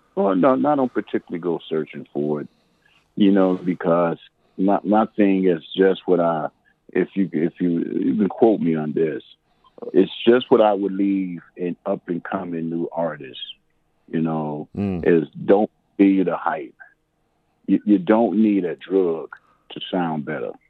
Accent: Chicago, Illinois, United States; I grew up, uh, born and raised in Chicago

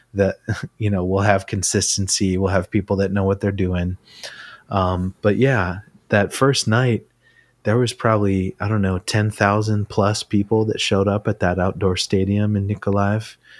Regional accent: Ridgefield, Connecticut, United States; I grew up in Ridgefield, Connecticut

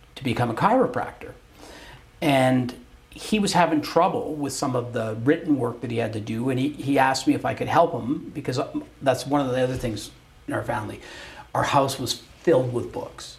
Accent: Calgary, Alberta, Canada; also born or lived in Brampton, Ontario / Quebec; when I was eight, we moved to Calgary

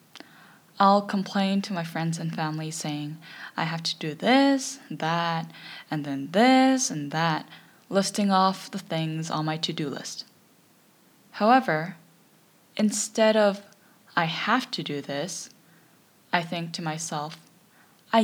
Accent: Canada; As a Canadian myself

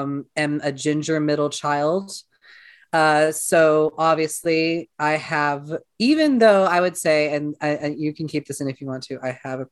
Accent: Seattle, Washington, United States; now in Columbia, United States; I'm originally from Seattle, Washington. And then I moved to Columbia, Missouri way back in 2018.

